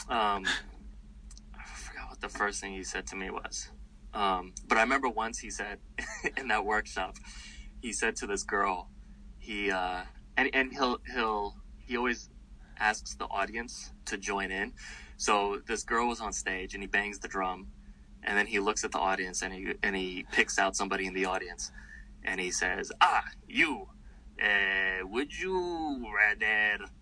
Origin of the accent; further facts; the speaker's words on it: New York, United States; I'm from New York